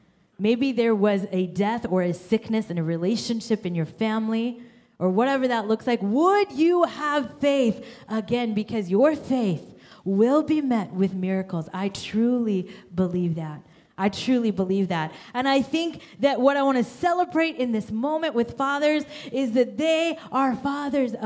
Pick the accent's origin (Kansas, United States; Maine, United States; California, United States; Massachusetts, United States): Kansas, United States; born or raised there; also born or lived in India